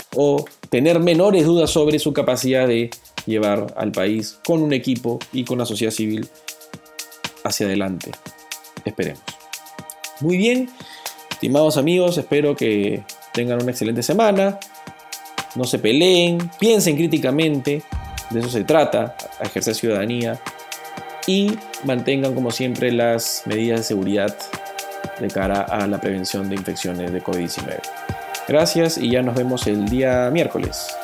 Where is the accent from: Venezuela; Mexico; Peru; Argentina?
Peru; como población peruana